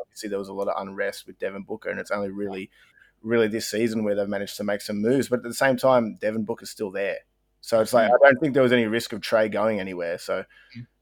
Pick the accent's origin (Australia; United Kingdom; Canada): Australia; we're Aussie